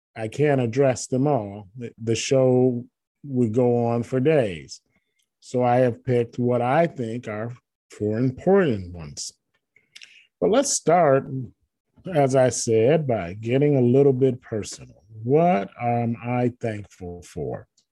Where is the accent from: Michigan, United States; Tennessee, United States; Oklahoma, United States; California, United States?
Michigan, United States; moved away; michigan where i'm from where i grew up i don't live there now that's my home state